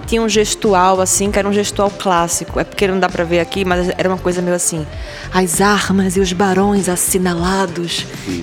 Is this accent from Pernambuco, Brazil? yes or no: yes; Recife, Pernambuco, Brazil; Eu nasci na zona oeste da cidade do Recife, nesses bairros que eu citei agora há pouco. E no meu bairro, ali em Areias, Estância